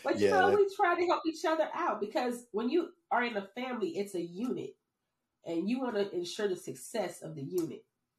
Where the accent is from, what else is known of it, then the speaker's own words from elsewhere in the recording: New Orleans, Louisiana, United States; moved away; also born or lived in North Carolina; I'm from New Orleans